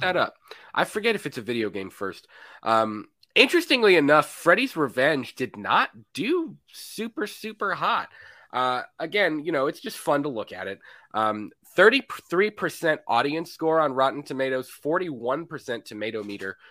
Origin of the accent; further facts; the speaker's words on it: Florida, United States; I'm from Florida